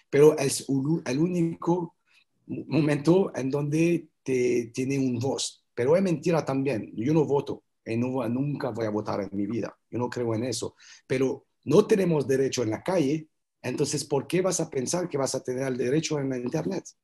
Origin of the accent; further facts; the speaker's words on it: France; Spanish is a second language; moved away as an adult; also born or lived in Colombia / Canada; Entonces, me fui de Francia, me fui, eh, estaba trabajando, tengo un buen trabajo, una buena vida, pero me fui a vivir en Colombia, en Santa Marta